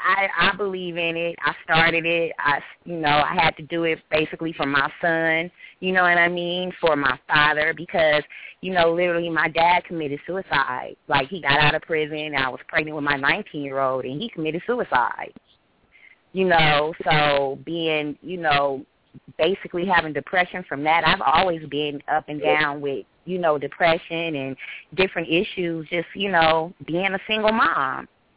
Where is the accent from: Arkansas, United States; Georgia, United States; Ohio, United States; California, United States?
California, United States; Hi, I'm from California. Hi, everybody.